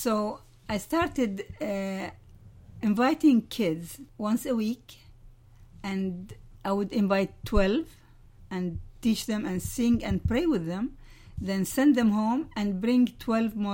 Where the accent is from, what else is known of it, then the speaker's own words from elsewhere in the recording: Amman, Amman Governorate, Jordan; also born or lived in Ramallah; I was born in a small town near Jerusalem, Ramallah, but I grew up in Jordan